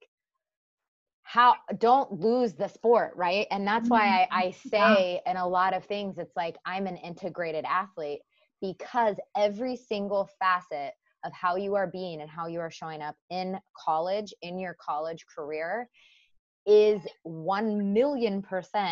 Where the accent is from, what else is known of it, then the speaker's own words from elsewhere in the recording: Kansas, United States; I was born and raised in Kansas, like middle of the states